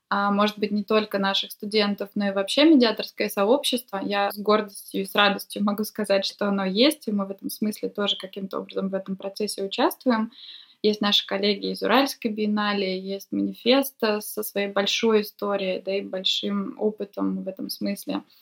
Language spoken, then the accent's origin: Russian; Vladivostok, Primorsky Krai, Russia; now in Saint Petersburg, Russia; Я приехала из Владивостока два года назад. Я сейчас нахожусь в Петербурге.